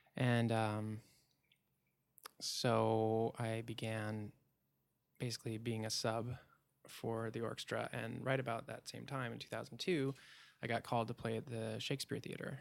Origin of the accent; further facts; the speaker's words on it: Port Townsend, Washington, United States; moved away; I moved back to my hometown, Port Towns in Washington